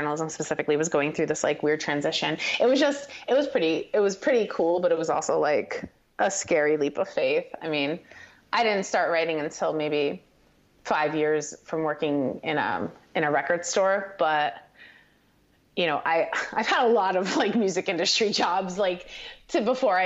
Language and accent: English; Paterson, New Jersey, United States; also born or lived in Hawthorne, New Jersey; I grew up in northern New Jersey